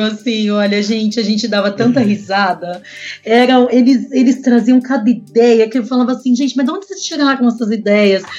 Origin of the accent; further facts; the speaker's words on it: Brazil; Nós somos brasileiros